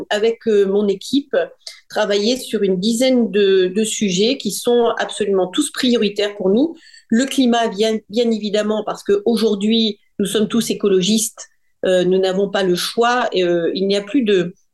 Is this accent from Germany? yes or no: no; France; je suis une Française de l'étranger, née à l'étranger, j'ai passé ma vie à l'étranger et, et, maintenant que je suis rentrée en France depuis une dizaine d'années